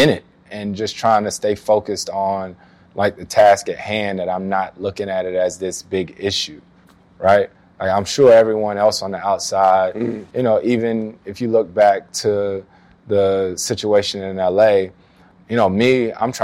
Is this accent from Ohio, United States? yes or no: no; Winston-Salem, North Carolina, United States; a minor league team in my hometown of Winston-Salem, North Carolina